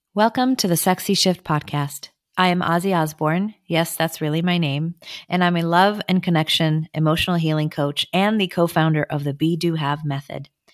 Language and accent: English; Israel; I was born in Israel